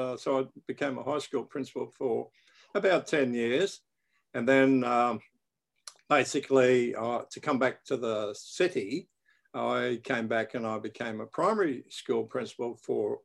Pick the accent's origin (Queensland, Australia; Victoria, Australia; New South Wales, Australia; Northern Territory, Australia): Queensland, Australia; Brisbane; I was born in Brisbane, Australia.